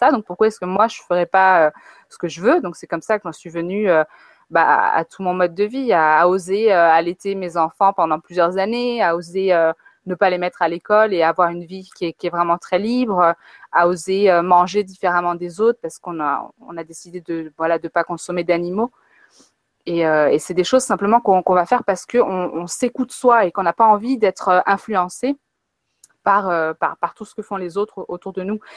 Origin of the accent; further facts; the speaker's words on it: France; also born or lived in Africa; j'ai grandi en Afrique et j'ai grandi en France euh, alternativement dans ma vie